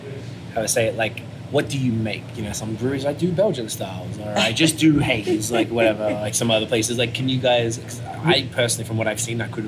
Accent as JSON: {"language": "English", "country": "Australia", "moved": "yes", "lives_now": "Montreal, Canada", "said": "I'm from Australia"}